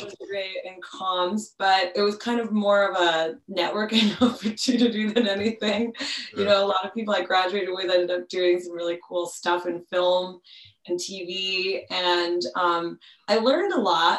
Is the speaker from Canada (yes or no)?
yes; Montreal, Quebec, Canada; now in Toronto, Canada; I'm originally from Montreal